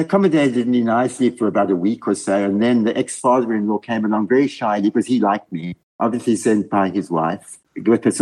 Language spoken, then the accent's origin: English; Windhoek, Khomas, Namibia; moved away as an adult; also born or lived in Cape Town, South Africa / United Kingdom; now in Switzerland; I was born in Namibia, which was then Southwest Africa. And I went to school with my esteemed host